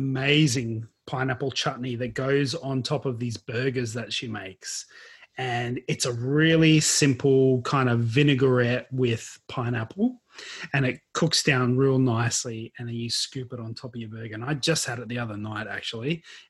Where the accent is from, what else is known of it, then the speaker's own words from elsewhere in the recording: Queensland, Australia; now in Victoria, Australia; So, growing up in Queensland, we've already spoken about this, we had pineapple all the time.